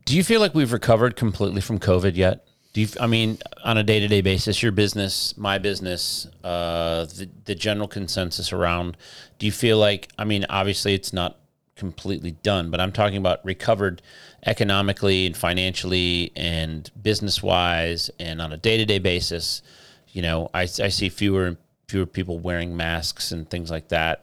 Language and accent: English; Midwest, United States; born or raised there; moved away